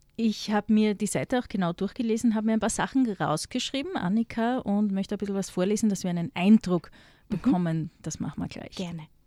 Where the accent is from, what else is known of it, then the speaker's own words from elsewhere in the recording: Austria; als Österreicherin